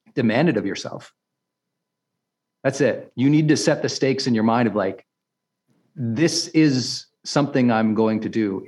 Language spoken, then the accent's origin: English; Montana, United States; I'm from Montana